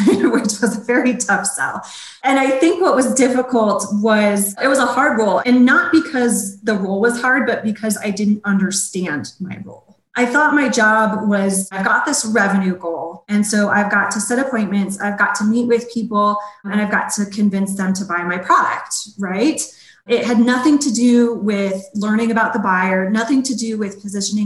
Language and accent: English; Colorado, United States; growing up in Colorado, it was always my dream to work for one of our sports teams here